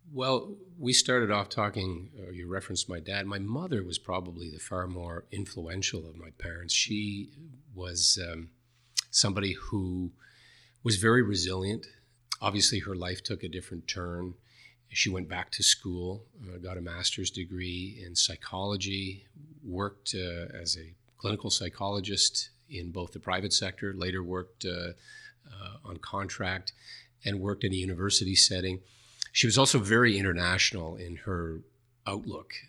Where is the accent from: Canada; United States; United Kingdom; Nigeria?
Canada; New Glasgow, Nova Scotia; went back to my hometown in New Glasgow, Nova Scotia